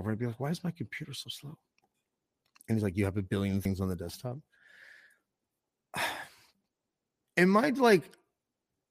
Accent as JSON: {"language": "English", "country": "Canada", "said": "I'm a Canadian"}